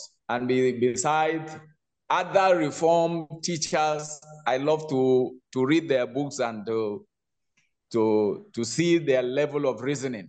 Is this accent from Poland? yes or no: no; Nigeria; in Nigeria, we still stick